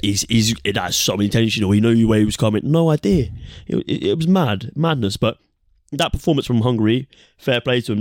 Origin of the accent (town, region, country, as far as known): England, United Kingdom